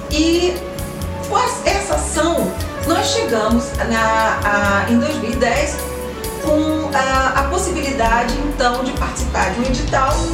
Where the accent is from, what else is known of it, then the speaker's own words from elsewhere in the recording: Rio de Janeiro, Brazil; nós somos brasileiros, nós somos cariocas.